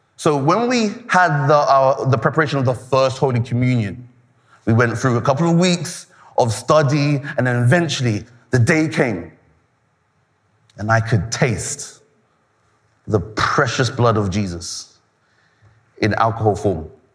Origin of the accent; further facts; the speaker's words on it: Nigeria; I'm Nigerian